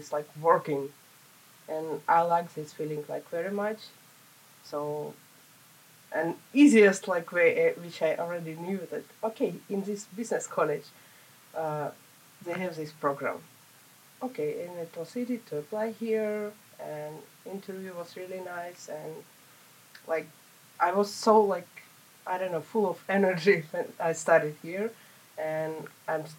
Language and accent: English; Saint Petersburg, Russia; moved away as an adult; now in Finland; I'm from St. Petersburg, Russia, and I came here 2.5 years ago.